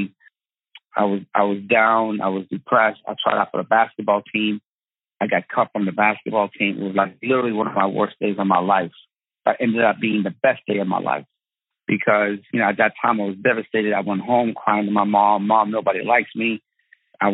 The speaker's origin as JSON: {"language": "English", "town": "Tehran", "region": "Tehran Province", "country": "Iran", "tie": "born or raised there", "moved": "yes", "said": "I was born in Tehran, Iran"}